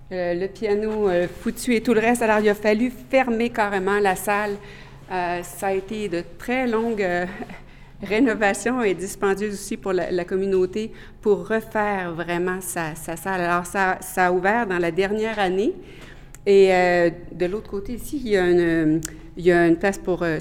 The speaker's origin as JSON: {"language": "French", "town": "Quebec City", "region": "Quebec", "country": "Canada", "also_born_or_lived": "Ottawa", "first_language": "French", "moved": "as an adult", "lives_now": "Regina, Canada", "said": "jazz, flûtiste, flûtiste jazz, demeurant à Regina, en Saskatchewan et originaire de Québec."}